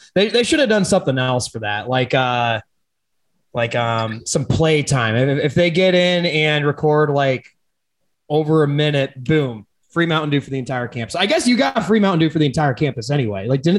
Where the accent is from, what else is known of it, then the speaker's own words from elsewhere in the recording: Iowa, United States; growing up in Iowa